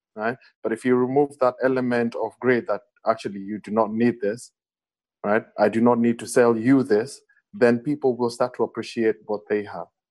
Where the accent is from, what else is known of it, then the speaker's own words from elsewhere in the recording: Kenya; as an African and more specifically as a Kenyan